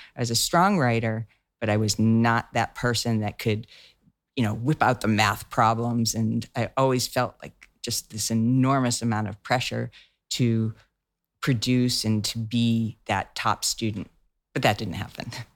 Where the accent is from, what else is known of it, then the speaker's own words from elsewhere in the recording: outside of Boston, Massachusetts, United States; I grew up outside of Boston